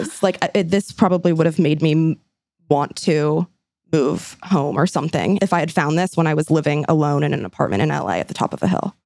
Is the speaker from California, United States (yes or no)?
yes; San Francisco, California, United States; this one is right in my hometown, San Francisco.